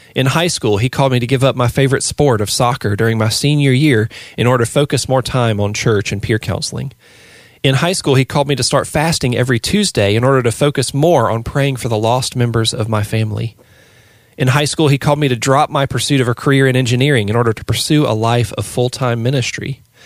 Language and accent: English; the Bible Belt, United States; growing up in the Bible Belt in the eighties